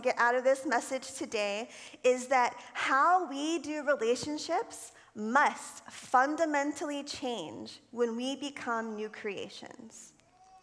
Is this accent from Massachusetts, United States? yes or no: no; Florida, United States; I think I was probably 12 years old. I lived in Florida. I'm from Florida